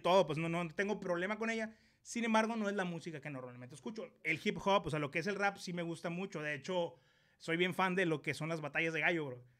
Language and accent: Spanish; Ciudad Obregón, Sonora, Mexico; Yo soy de Ciudad Obregón, Sonora